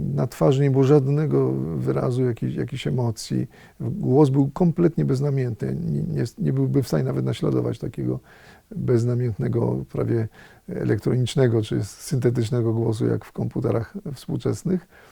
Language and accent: Polish; Radom, Masovian Voivodeship, Poland; moved away; z Radomia, z, moje, z mojego rodzinnego miasta